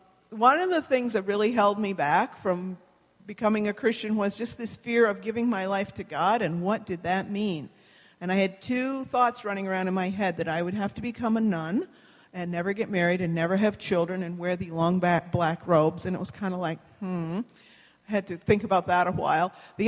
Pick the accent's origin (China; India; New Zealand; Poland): New Zealand; So here on the map, we are from New Zealand. New Zealand is not Australia.